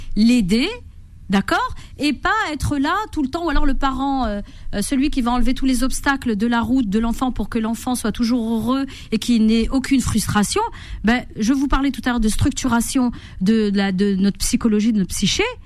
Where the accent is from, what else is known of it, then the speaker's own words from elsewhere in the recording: Corsica, France; moved away; also born or lived in Morocco; J'ai grandi en Corse